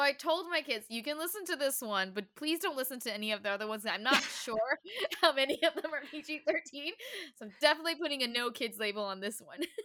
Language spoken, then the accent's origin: English; Taiwan; growing up in Taiwan